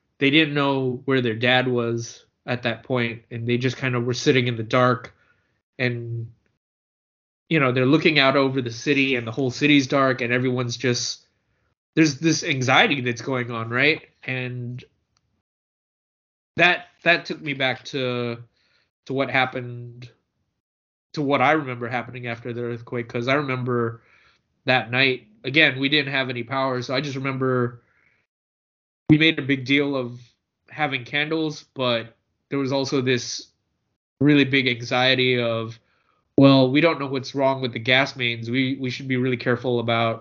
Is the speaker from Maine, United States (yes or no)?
no; San Francisco, California, United States; I grew up in San Francisco